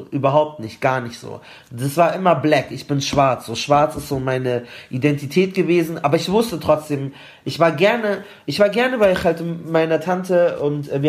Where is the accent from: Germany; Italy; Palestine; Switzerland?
Palestine; oh, okay, ich ich bin Palästinenser